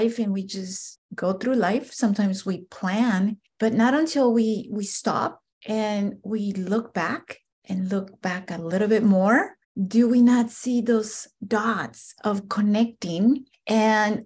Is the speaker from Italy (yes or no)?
no; Guatemala; now in United States; I'm an immigrant from Central America, more specifically Guatemala. Grew up in extreme poverty